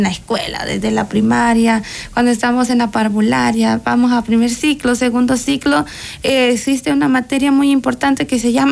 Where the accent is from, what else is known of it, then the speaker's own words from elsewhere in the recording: El Salvador; salvadoreñas de corazón, salvadoreñas 100%.